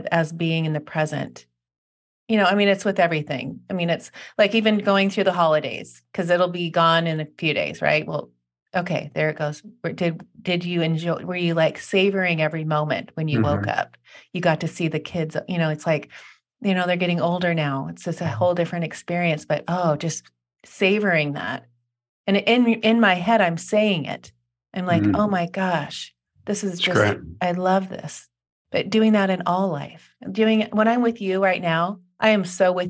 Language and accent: English; Seattle, Washington, United States; moved away; I grew up in Seattle